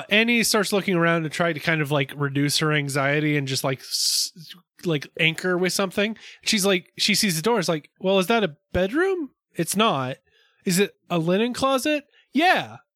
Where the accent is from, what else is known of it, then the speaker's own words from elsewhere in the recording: Virginia, United States; that sounds like where I grew up in Virginia.